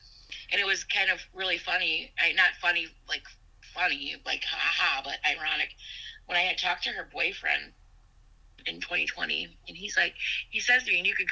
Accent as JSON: {"language": "English", "town": "Sauk Prairie", "region": "Wisconsin", "country": "United States", "tie": "born or raised there", "said": "I grew up in Sauk Prairie"}